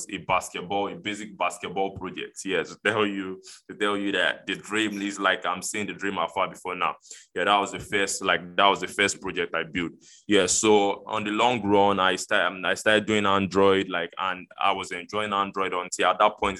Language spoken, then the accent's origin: English; Lagos, Nigeria; from Lagos, Nigeria in Africa